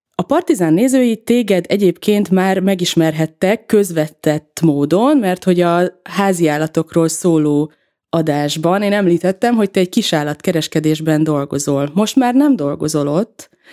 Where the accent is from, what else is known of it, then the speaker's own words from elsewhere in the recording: Veszprém, Veszprém County, Hungary; moved away; Mi ugye együtt nőttünk fel egy házban, Veszprémben, az ő házukban